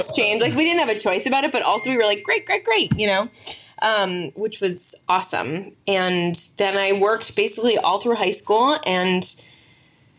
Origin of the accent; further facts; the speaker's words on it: Yonkers, New York, United States; I was born in New York. My parents were both writers and very like kind of like a blue collar upbringing. We were in Yonkers